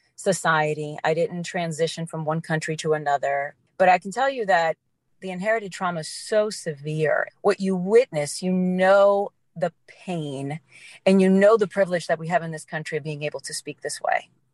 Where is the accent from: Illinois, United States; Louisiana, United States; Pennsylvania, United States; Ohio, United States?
Louisiana, United States; New Orleans; I grew up in New Orleans.